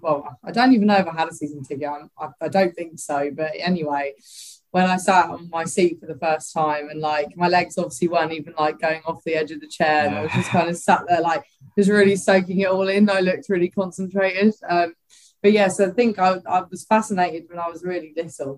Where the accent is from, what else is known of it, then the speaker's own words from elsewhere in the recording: Ramsgate, South East England, United Kingdom; also born or lived in Greenwich, London / Bexley, London; I grew up in Ramsgate